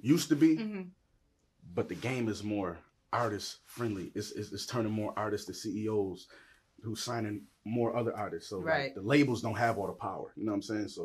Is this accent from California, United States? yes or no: no; Buffalo, New York, United States; To spend 20 years of that in the streets on the east side of Buffalo